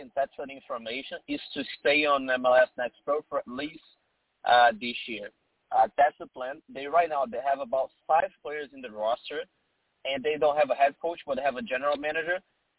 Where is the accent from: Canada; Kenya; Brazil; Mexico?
Brazil; now in Boston, United States; Yeah, I've been in Boston for 5 years. I came from Brazil to Boston, and now I work for Nosa Radio SC, which is a Brazilian radio partner with the Reds.